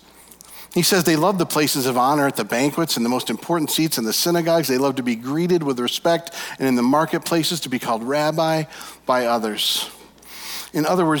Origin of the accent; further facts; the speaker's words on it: Michigan, United States; We're from Michigan